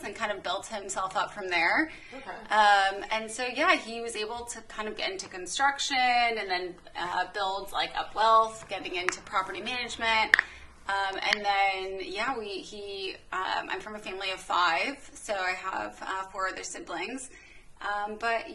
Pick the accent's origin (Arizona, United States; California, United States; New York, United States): California, United States; I am from California originally.